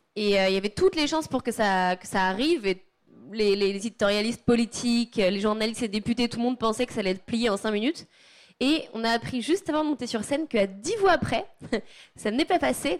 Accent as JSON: {"language": "French", "area": "Savoie", "region": "Auvergne-Rhône-Alpes", "country": "France", "said": "chez moi en Savoie"}